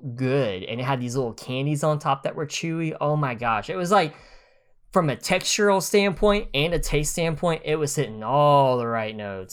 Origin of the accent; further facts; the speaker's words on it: United States; as an American